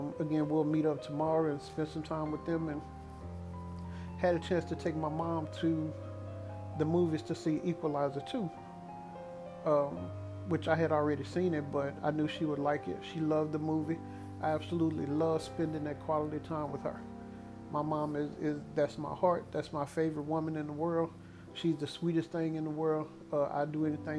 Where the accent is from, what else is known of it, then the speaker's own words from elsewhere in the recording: Dallas, Texas, United States; my hometown team